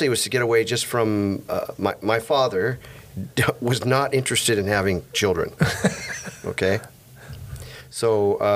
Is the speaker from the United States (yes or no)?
yes; California, United States; also born or lived in East St. Louis, United States; I grew up. I grew up in California. I came here in '65.